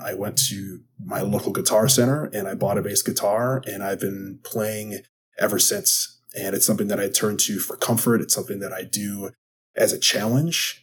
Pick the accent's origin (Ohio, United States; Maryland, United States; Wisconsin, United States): Wisconsin, United States; I am from Wisconsin.